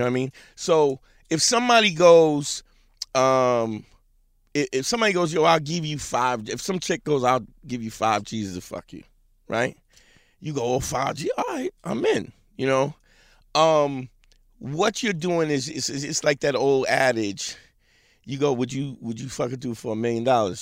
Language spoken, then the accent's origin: English; New York City, New York, United States; I'm a Brooklyn cat. Grew up in Crown Heights